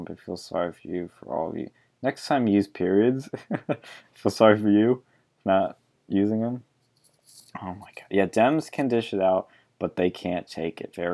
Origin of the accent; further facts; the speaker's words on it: Argentina; I was born in Argentina. I grew up in a military government.